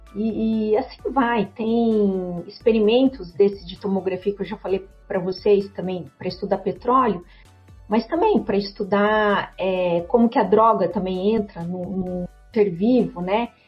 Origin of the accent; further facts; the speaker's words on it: Brazil; nós como brasileiros